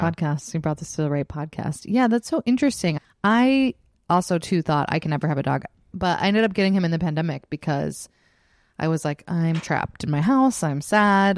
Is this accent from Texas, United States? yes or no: yes; Selena Gomez's hometown, Texas, United States; She's from my hometown